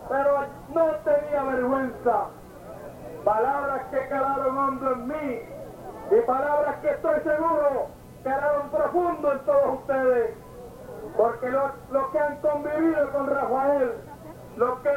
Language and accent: Spanish; Puerto Rico; mi pueblo de Matilla